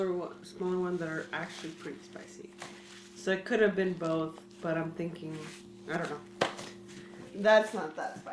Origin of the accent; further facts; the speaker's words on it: California, United States; we're from California, the melting pot.